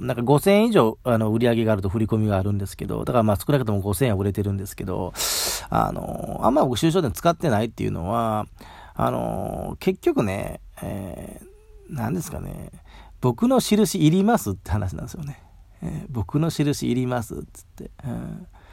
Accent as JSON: {"language": "Japanese", "region": "Mie", "country": "Japan", "tie": "born or raised there", "said": "僕三重県出身なんですけど"}